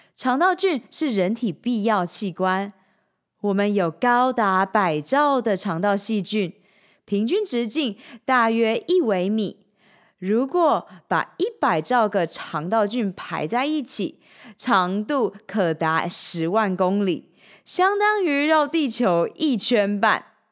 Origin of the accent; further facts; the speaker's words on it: Changhua County, Taiwan; moved away as an adult; also born or lived in Shanghai, China; now in Taipei, Taiwan; 三年前，我从上海搬回台湾 从彰化老家上台北拼人生